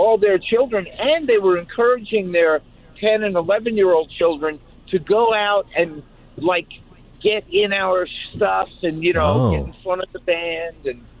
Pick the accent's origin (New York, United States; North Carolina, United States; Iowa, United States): New York, United States; Long Island; now in Virginia Beach, United States; I'm from Virginia Beach, originally from Long Island.